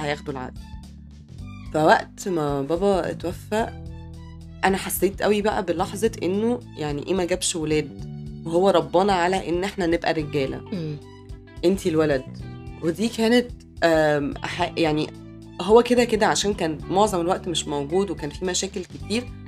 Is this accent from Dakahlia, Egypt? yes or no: yes; Mansoura, Dakahlia, Egypt; احنا من المنصوره